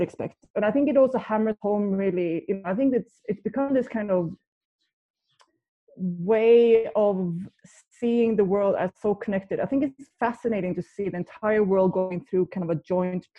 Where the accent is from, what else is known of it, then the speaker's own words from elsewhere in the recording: outside Gothenburg, Västra Götaland, Sweden; I grew up in Sweden, outside Gothenburg